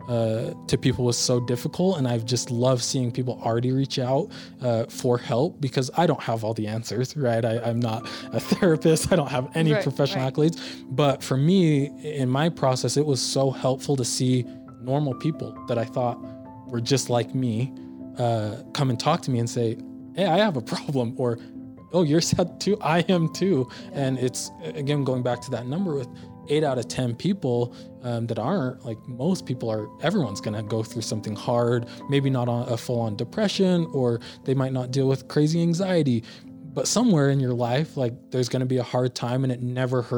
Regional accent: Utah, United States; also born or lived in Philadelphia, Pennsylvania; all my family has been in Utah now. I've lived here my whole life

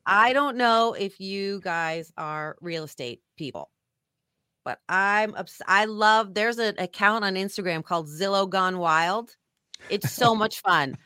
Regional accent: San Francisco, California, United States; now in Arizona, United States; I grew up in San Francisco

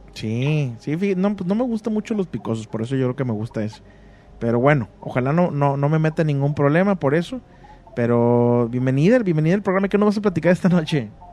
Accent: Monterrey, Nuevo León, Mexico; yo nací en Monterrey y viví casi toda mi vida en Monterrey

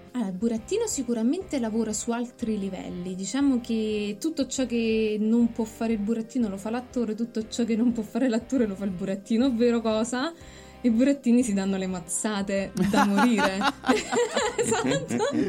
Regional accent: Torre le Nocelle, Campania, Italy; io vengo da Villino, cioè, in realtà vengo da un paesino vicino a Villino che è Torre le Nucelle

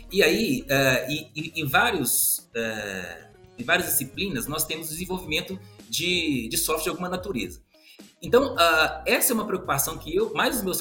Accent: Belo Horizonte, Minas Gerais, Brazil; eu sou, sou mineiro, sou de Belo Horizonte.

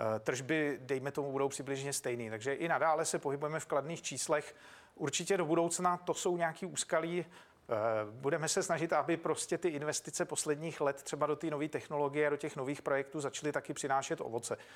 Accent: Czechia; tady jsem doma

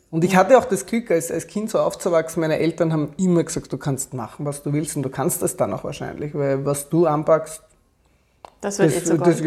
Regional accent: Austria; Wir waren damals als Österreicher noch nicht bei der EU, also das war, war schwierig, auch ins Ausland zu kommen.

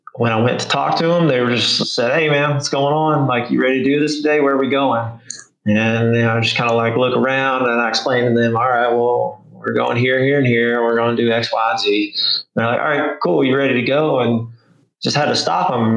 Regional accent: Arkansas, United States; now in Little Rock, United States; growing up in Arkansas

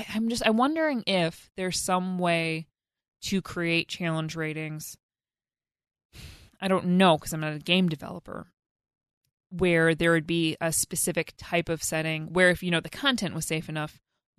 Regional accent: Wisconsin, United States; accent: Wisconsin; When I get stressed out, my Wisconsin accent comes in, and I can't do that today.

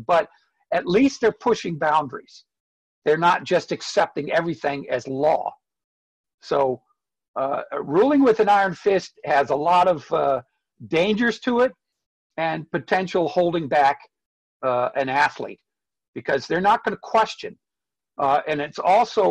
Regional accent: United States; also born or lived in Spain; I'm an American

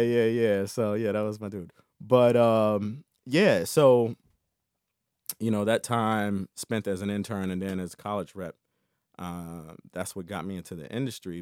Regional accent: Tidewater, Virginia, United States; I'm originally from Virginia, Tidewater area

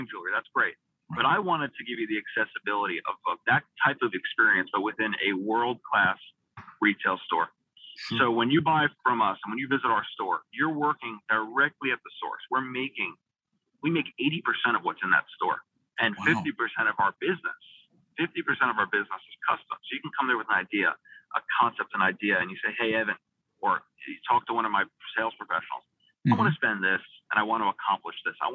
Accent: North Shore of Long Island, New York, United States; just opened up our first flagship retail store on the North Shore of Long Island, where I grew up, my hometown

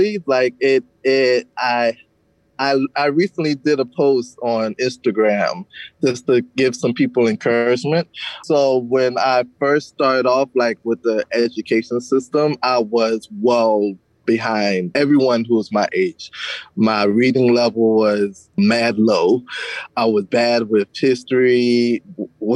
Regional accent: Savannah, Georgia, United States; also born or lived in Clio, Georgia; I grew up in, it's like a combination of Savannah, Georgia, and a small town called Clio, Georgia

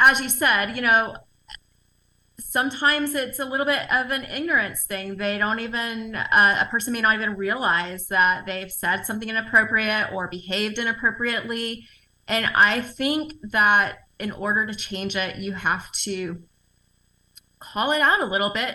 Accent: the South, United States; I'm from the South, so I'm used to that environment where people are very cordial and touchy and feely

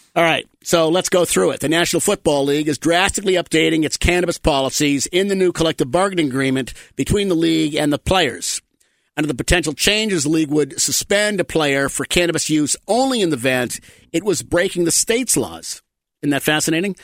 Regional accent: Massachusetts, United States; I grew up in the Massachusetts area

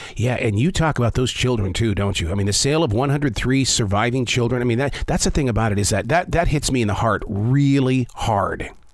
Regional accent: United States; we're just American

